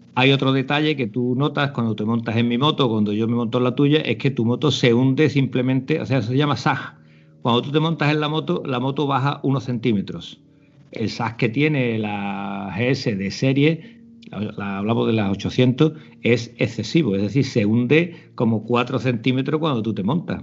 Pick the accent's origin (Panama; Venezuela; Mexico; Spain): Spain; Almonte, Andalusia; de, Almonte, de Huerva